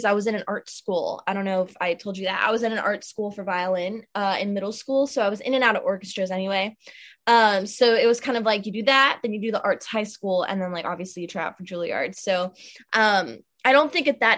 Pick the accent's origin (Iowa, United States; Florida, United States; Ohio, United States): Florida, United States; South; now in Nashville, United States; born and raised in South Florida, now living in Nashville